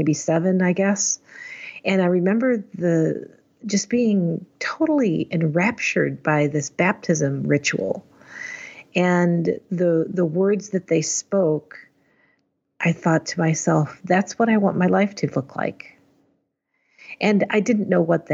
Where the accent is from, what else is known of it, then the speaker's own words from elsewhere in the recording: Chicago, Illinois, United States; I grew up in the northwest suburbs of Chicago